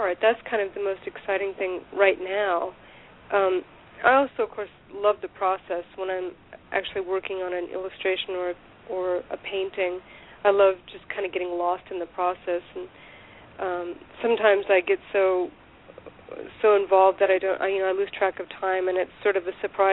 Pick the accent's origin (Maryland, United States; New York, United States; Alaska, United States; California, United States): California, United States; Southern; moved away as an adult; also born or lived in Portland, Maine / San Angelo, Texas; I grew up in Southern California